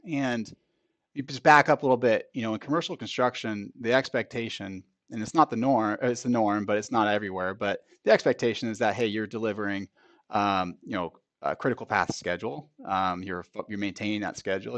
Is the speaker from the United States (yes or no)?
yes; Bay Area, California, United States; moved away as an adult; now in Sacramento, United States; I grew up in the Bay Area, moved up here in about two thousand three